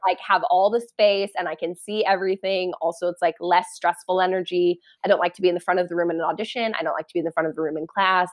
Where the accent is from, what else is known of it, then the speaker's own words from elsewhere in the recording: Parker, Colorado, United States; I grew up in Parker, Colorado, which is like an hour southeast of Denver.